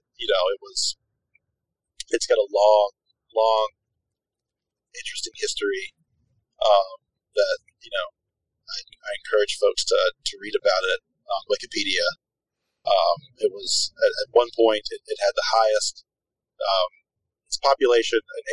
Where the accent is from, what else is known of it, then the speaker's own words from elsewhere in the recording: North Carolina, United States; moved away as an adult; also born or lived in New York City; now in Jackson, United States; I'm from North Carolina